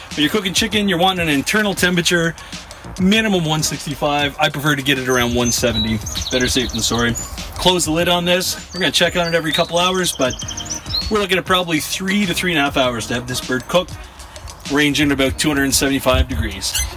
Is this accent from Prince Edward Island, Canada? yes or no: yes; Prince Edward Island, Canada; now in Riverview, Canada; I grew up in Prince Edward Island. There's no bears on PEI.